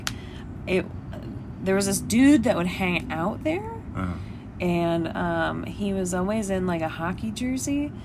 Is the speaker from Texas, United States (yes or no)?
no; Washington, District of Columbia, United States; me growing up on the East Coast in D.C.